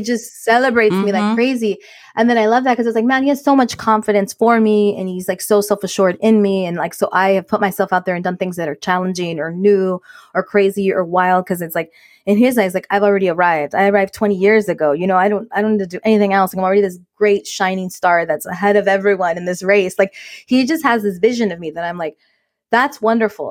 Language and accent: English; United States; Mexican American women